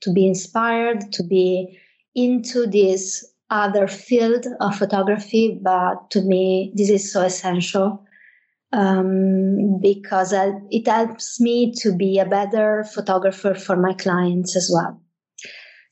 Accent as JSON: {"language": "English", "town": "Venice", "region": "Veneto", "country": "Italy", "tie": "born or raised there", "second_language": "English", "moved": "as an adult", "lives_now": "Milan, Italy", "said": "I'm Italian. I was born and raised in Venice, greater area. I've been working and living in Milan for many years now"}